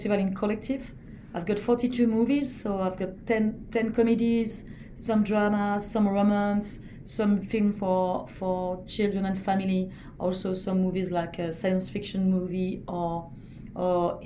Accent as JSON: {"language": "English", "country": "France", "also_born_or_lived": "Paris", "accent": "French", "second_language": "English", "moved": "as an adult", "lives_now": "Sydney, Australia", "said": "my big French accent"}